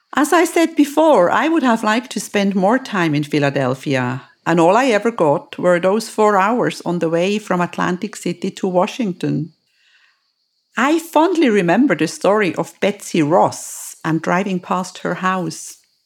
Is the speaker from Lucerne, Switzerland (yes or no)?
yes; Lucerne, Switzerland; in my home country, in my actual hometown, Lucerne